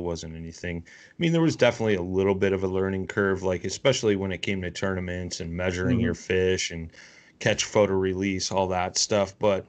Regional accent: Chicago, Illinois, United States; I'm from Chicago, man.

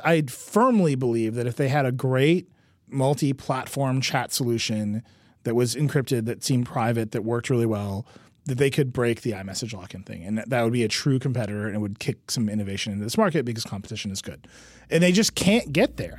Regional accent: Mount Pleasant, Wisconsin, United States; moved away; Mount Pleasant, my hometown

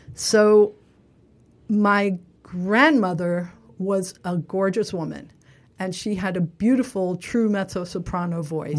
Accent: New York City, New York, United States; I grew up in Little Neck in Queens.

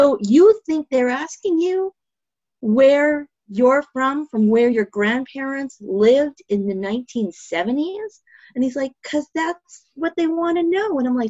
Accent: Winnipeg, Manitoba, Canada; I'm from Winnipeg because this is where I was born.

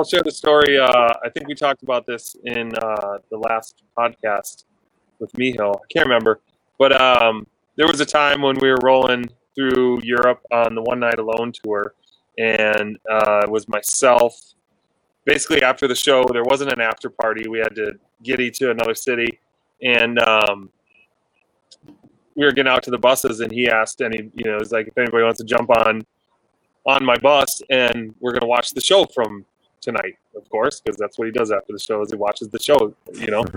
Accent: Minnesota, United States; I'm born and raised in Minnesota, but my family's from Wisconsin

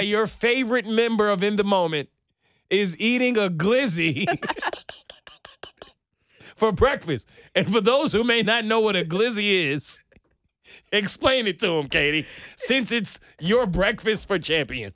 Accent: New York, United States; now in Atlanta, United States; As a New Yorker

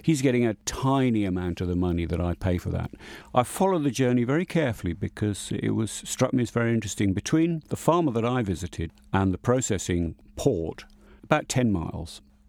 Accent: England, United Kingdom; I mean, I am an Englishman. I eat in an Indian restaurant in England every Saturday night, pretty much.

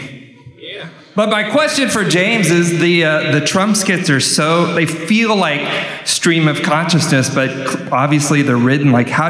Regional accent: Mexico; moved away; I remember growing up in Mexico, watching your movies with subtitles

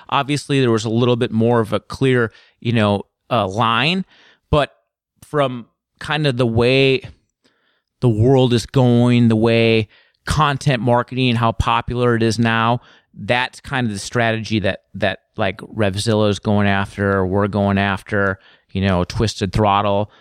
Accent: Woodbury, Minnesota, United States; moved away as an adult; also born or lived in Chicago, Illinois; now in Portland, United States; I spent most of my, you know, youth in Minnesota. And I just lived there from probably the time I was six to twenty-three.

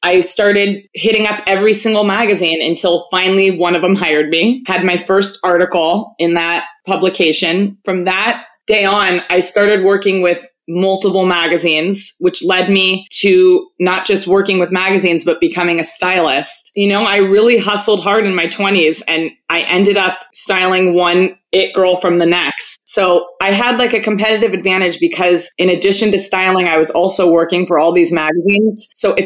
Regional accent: Malibu, California, United States; also born or lived in Los Angeles; I'm born and raised in LA. I grew up in Malibu

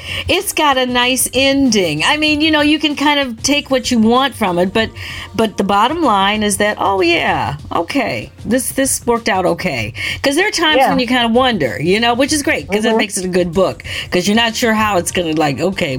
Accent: Michigan, United States; also born or lived in Ontario; The whole idea of being in Buffalo, you know, where we've been many times, because I grew up in Michigan, and in Ontario.

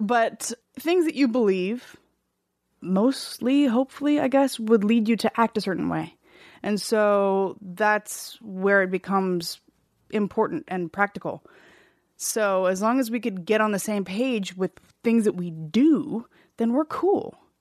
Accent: California, United States; also born or lived in Seattle, Washington; we moved to California from Seattle when I was four

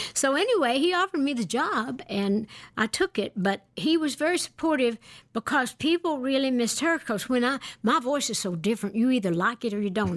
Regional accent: Great Smoky Mountains of East Tennessee, United States; I was born and raised in the Great Smoky Mountains of East Tennessee

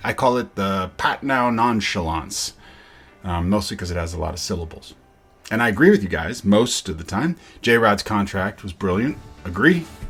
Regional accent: Yakima, Washington, United States; also born or lived in Redmond, Washington; now in London, United Kingdom; I was born in Redmond, raised in Yakima

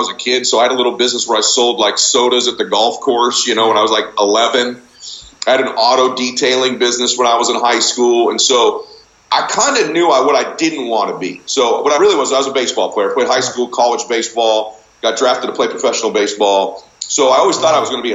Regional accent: Diamond Bar, California, United States; also born or lived in Boston; I grew up in Southern Cal

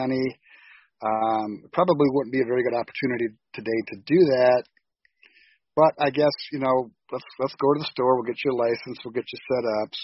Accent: Grand Haven, Michigan, United States; also born or lived in Indianapolis, Indiana / Muncie, Indiana / Grosse Pointe Park, Michigan; I was born in Grand Haven, Michigan, as was Jared. I'm 62 years old, and I've lived here most of my life.

